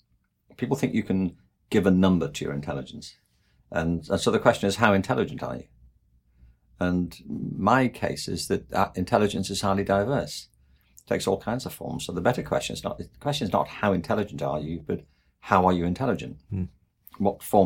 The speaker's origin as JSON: {"language": "English", "region": "England", "country": "United Kingdom", "said": "I mean, I'm from England. And there, the obsession is with Oxford and Cambridge."}